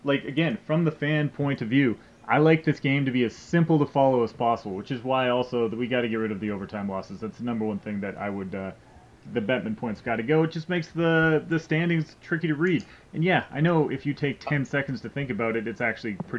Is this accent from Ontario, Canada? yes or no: no; Edmonton, Alberta, Canada; I grew up in Edmonton